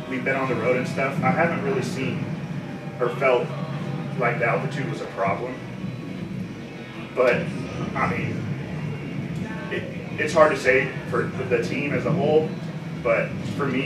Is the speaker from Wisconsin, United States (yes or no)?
no; Phoenix, Arizona, United States; moved away; I'm from Phoenix, and I'm majoring in science, technology, and society